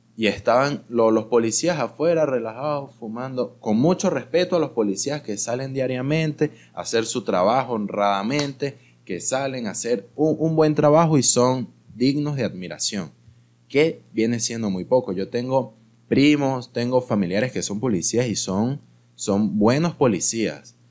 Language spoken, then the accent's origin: Spanish; Mérida, Venezuela; now in Caracas, Venezuela; yo también soy de Mérida